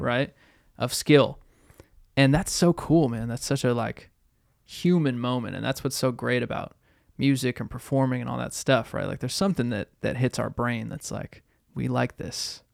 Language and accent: English; Boston, Massachusetts, United States; growing up in Boston